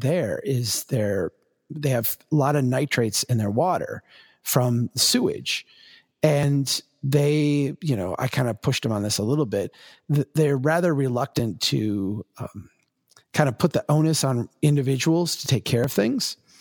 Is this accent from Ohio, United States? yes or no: no; Minnesota, United States; as a Minnesotan